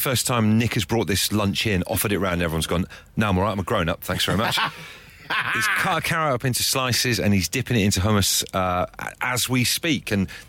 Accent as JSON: {"language": "English", "area": "West Country", "region": "South West England", "country": "United Kingdom", "said": "I'm also from the West Country"}